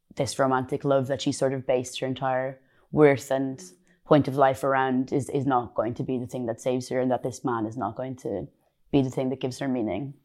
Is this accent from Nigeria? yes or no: no; Ireland; moved away; I'm Irish